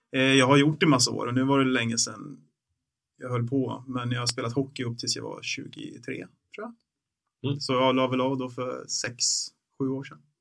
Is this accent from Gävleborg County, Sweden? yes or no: yes; Bollnäs, Gävleborg County, Sweden; den finns fortfarande kvar i Bollnäs där jag växte upp.